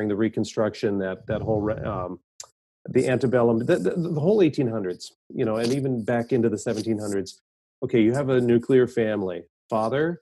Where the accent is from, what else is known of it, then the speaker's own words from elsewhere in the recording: Minnesota, United States; I grew up in Minnesota.